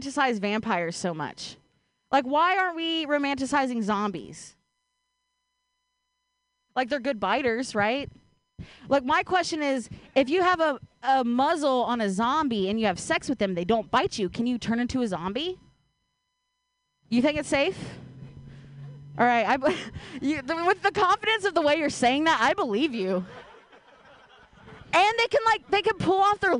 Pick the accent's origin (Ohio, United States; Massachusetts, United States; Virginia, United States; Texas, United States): Ohio, United States; now in Bay Area, United States; I grew up in Ohio